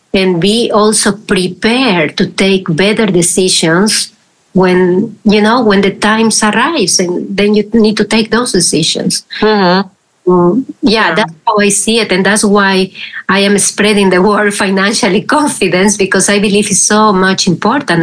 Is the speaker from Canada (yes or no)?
no; Peru; now in Netherlands; I am originally from Peru and I am living here in the Netherlands for, for a while